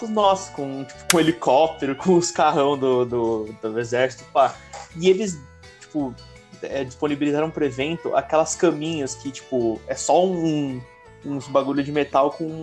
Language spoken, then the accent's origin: Portuguese; Brazil; a gente falhou metade é do nosso propósito como brasileiro